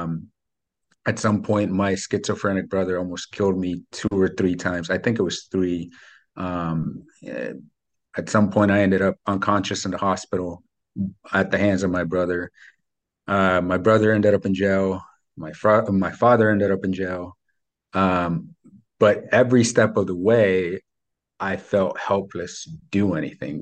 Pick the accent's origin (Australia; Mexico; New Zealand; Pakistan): Mexico; English is a second language; now in United States; I was born in Mexico. I grew up super poor over there.